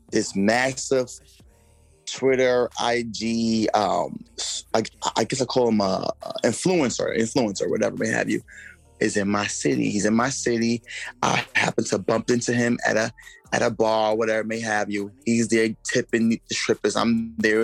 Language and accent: English; New York City, New York, United States; I'm from Brooklyn, New York